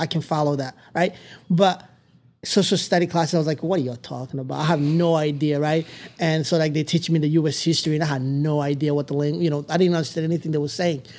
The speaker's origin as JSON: {"language": "English", "country": "Tanzania", "tie": "born or raised there", "also_born_or_lived": "Democratic Republic of the Congo / Palo Duro Canyon area, United States", "second_language": "English", "moved": "yes", "lives_now": "United States", "said": "We lived in all these refugee camps since we arrived in Tanzania"}